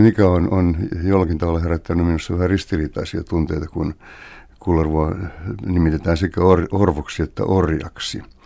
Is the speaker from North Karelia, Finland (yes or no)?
no; Helsinki, Uusimaa, Finland; kotikulmillani Kalliossa